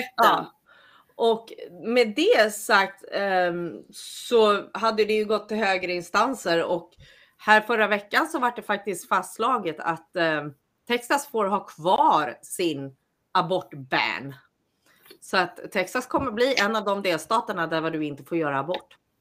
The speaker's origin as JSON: {"language": "Swedish", "country": "Sweden", "moved": "as an adult", "lives_now": "United States", "said": "som svensk"}